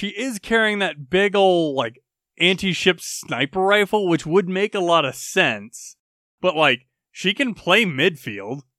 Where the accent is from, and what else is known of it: United States